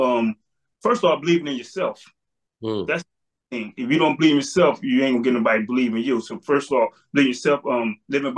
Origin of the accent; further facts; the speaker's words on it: Trenton, New Jersey, United States; I'm from Trenton, New Jersey, 47 years old.